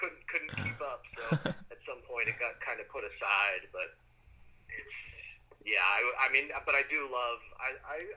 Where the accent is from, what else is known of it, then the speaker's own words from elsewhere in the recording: New England, United States; I'm from New England